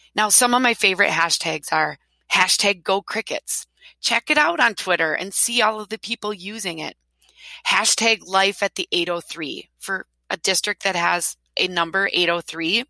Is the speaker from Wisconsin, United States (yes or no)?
yes; Wisconsin, United States; I'm from Wisconsin